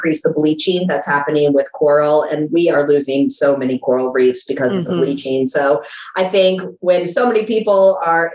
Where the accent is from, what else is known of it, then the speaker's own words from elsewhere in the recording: South Florida, United States; now in Texas, United States; growing up in South Florida